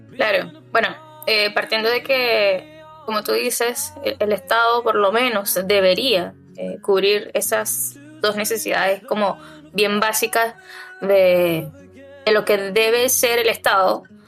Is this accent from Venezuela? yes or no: yes; Venezuela; now in Chile; lo viví eh, muchas veces en mi país. Eh, fui víctima de robos a mano armada.